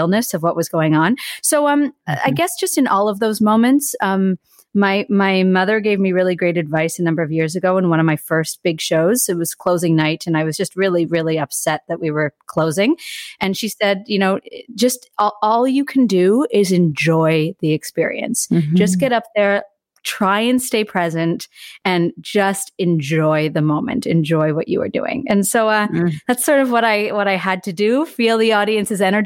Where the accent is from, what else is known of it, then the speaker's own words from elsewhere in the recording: Toronto, Ontario, Canada; also born or lived in Montreal; I'm born and raised in Toronto.